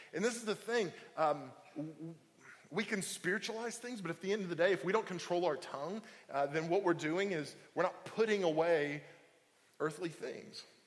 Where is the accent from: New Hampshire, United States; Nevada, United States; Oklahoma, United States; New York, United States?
Oklahoma, United States; now in Indiana, Pennsylvania, United States; I'm from Oklahoma